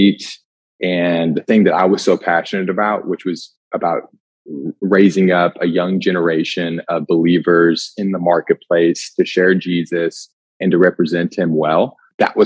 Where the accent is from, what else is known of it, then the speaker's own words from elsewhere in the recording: Indiana, United States; moved away as an adult; also born or lived in Destin, Florida; My story starts in the cornfields of Indiana